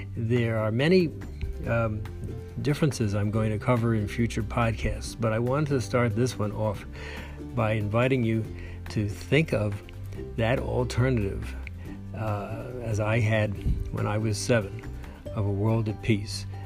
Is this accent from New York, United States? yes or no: yes; New York City, New York, United States; I grew up in New York City